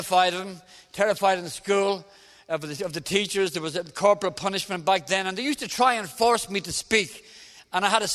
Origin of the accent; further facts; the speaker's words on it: Dublin, Leinster, Ireland; I'm Irish. I come from Dublin in the south of Ireland.